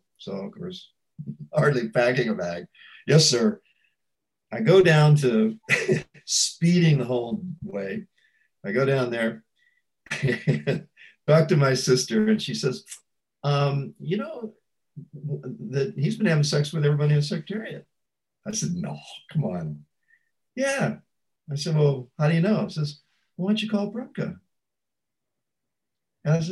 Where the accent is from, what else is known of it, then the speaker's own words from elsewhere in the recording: St. Louis, Missouri, United States; moved away as an adult; also born or lived in Canada; I was from St. Louis